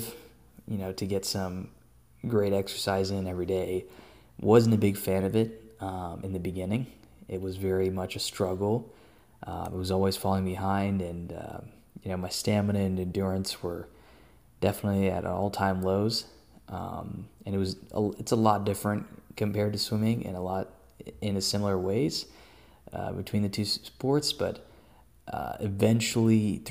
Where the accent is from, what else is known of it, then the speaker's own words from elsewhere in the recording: Austin, Texas, United States; also born or lived in Hyderabad, India; Born and raised in Austin, Texas